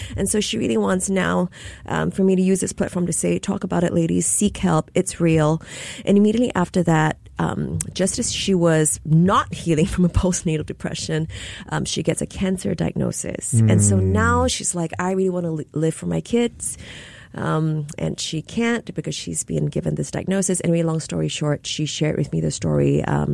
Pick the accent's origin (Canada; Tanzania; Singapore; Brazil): Singapore; moved away as an adult; also born or lived in London / Los Angeles; now in Hawaii, United States; born and raised in Singapore